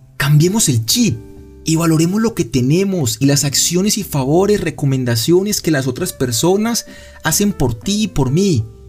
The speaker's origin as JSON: {"language": "Spanish", "town": "Cali", "region": "Valle del Cauca", "country": "Colombia", "also_born_or_lived": "Medellín", "said": "yo soy de Cali y pensaba vivir en Medellín"}